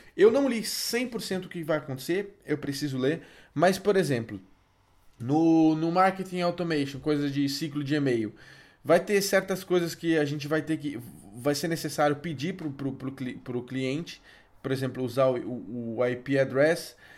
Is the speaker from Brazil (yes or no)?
yes; Brazil; nós, como bons brasileiros